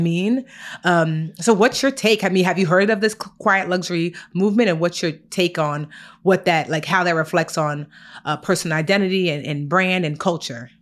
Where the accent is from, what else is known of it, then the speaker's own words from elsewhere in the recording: Newark, New Jersey, United States; I was born in Newark, New Jersey, brick city